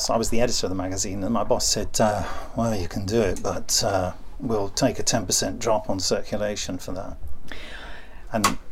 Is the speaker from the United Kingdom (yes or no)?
yes; United Kingdom; I'm British